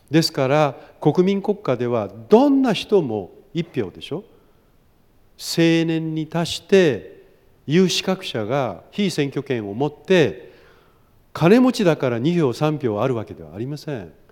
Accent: Fukushima, Japan; えっと、出身は福島の福島市に

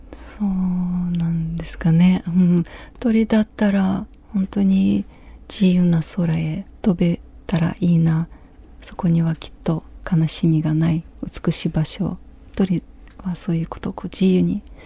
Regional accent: Ukraine; Japanese is a second language; moved away as an adult; also born or lived in Kyiv; now in Japan; 私のふるさとウクライナ

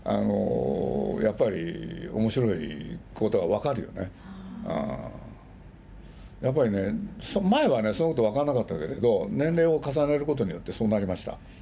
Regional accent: Nagoya, Aichi, Japan; 僕名古屋の生まれで

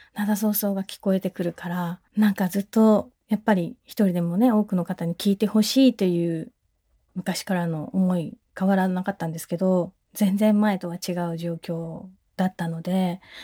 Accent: Ishigaki, Okinawa, Japan; 私のふるさと石垣島

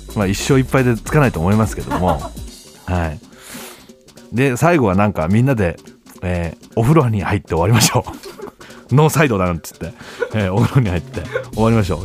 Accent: Gifu, Japan; now in Tokyo, Japan; 俺限界集落出身

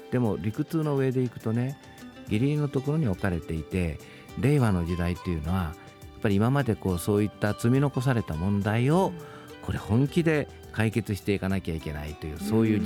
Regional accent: Wakayama, Japan; moved away; 私はあの和歌山県っていうとこの出身なんですけどね和歌山県の人口って大体100万弱なんですよ

